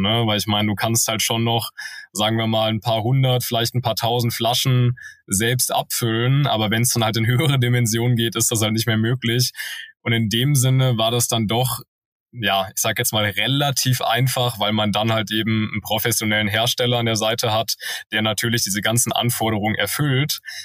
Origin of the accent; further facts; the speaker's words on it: Wiesbaden, Hesse, Germany; moved away as an adult; also born or lived in Cologne; da habe ich eine Eventagentur gegründet in meiner Heimatstadt Wiesbaden. Ähm, genau, da habe ich Abitur gemacht